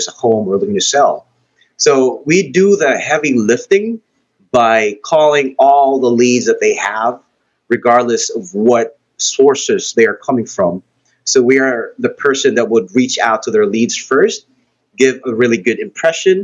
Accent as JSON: {"language": "English", "town": "Cebu City", "region": "Central Visayas", "country": "Philippines", "tie": "born or raised there", "said": "I'm actually from Cebu, Philippines, and raised and born here."}